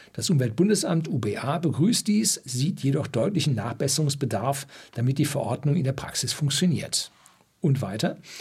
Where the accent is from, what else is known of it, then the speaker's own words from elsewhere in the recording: Germany; das größte Düngemittelwerk bei uns in Deutschland